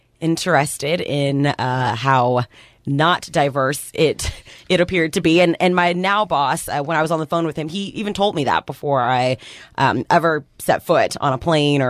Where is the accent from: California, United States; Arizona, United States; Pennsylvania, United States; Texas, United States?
Texas, United States; also born or lived in New Jersey; So I was actually born in New Jersey, which is super weird. Yeah. And then I grew up in Texas for forever, went to school, got my my television news degree, and then promptly went to South Korea like the following February.